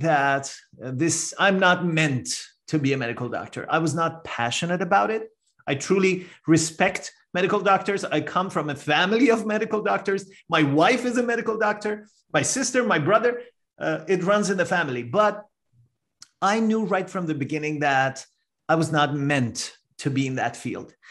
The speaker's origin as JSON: {"language": "English", "country": "Iran", "moved": "as an adult", "lives_now": "Canada", "said": "I'm a first generation immigrant to Canada. I'm originally from Iran"}